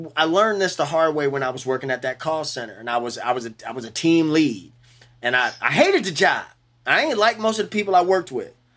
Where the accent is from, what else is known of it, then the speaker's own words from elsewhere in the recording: New Orleans, Louisiana, United States; I'm from New Orleans.